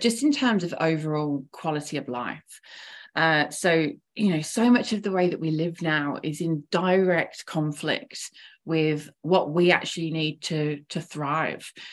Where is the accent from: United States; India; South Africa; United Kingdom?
United Kingdom; England; moved away as an adult; now in Melbourne, Australia; I'm originally from England, so from quite quite a, uh, a long way away, but I've been living in Melbourne now for about 10 years.